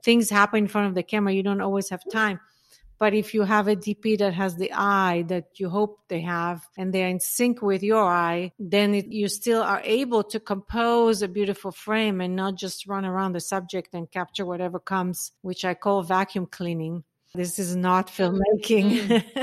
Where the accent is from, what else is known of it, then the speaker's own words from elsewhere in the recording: Israel; moved away; also born or lived in North Africa; I grew up in Israel